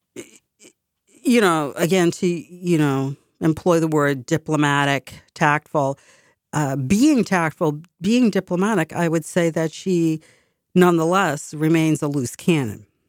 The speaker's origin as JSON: {"language": "English", "town": "Boston", "region": "Massachusetts", "country": "United States", "tie": "born or raised there", "said": "I was from Boston"}